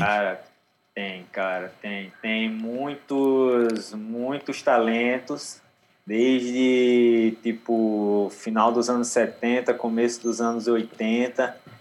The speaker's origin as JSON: {"language": "Portuguese", "town": "Aracaju", "region": "Sergipe", "country": "Brazil", "tie": "born or raised there", "also_born_or_lived": "Natal, Rio Grande do Norte", "moved": "yes", "said": "eu na infância eu morava em Aracaju, uhum. Sergipe. Mas eu nasci em Natal, mas aí a família toda era de Natal."}